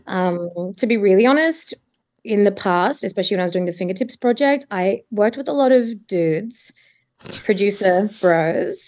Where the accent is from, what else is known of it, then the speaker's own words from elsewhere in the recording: Adelaide, South Australia, Australia; moved away as an adult; also born or lived in Sydney; now in Melbourne, Australia; I'm originally from Adelaide